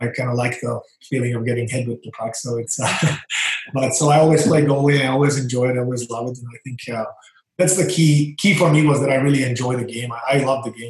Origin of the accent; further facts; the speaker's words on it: Banská Bystrica, Banská Bystrica Region, Slovakia; moved away; I'm from Slovakia, from a small town, Banská Bystrica.